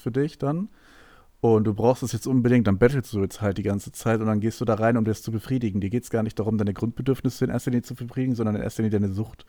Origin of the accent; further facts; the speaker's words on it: Hanover, Lower Saxony, Germany; bei uns in Hannover